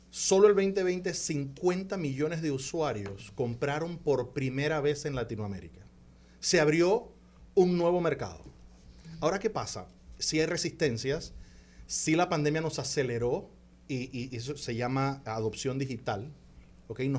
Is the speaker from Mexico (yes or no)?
no; Panama; yo soy panameño